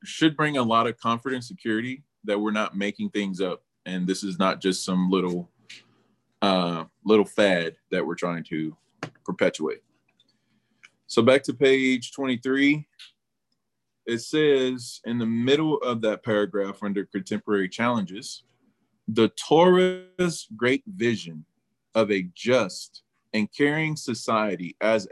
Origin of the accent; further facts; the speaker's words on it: United States; We're from the United States of America.